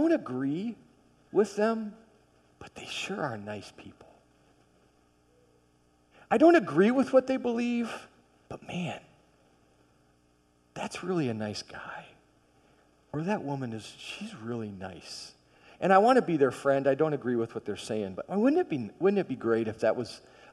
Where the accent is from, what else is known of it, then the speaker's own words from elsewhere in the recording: Michigan, United States; I grew up in Michigan